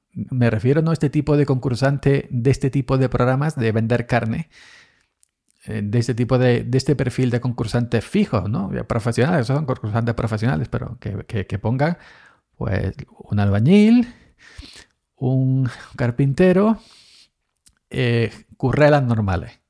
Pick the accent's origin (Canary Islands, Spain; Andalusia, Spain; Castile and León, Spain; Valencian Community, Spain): Andalusia, Spain; yo soy andaluz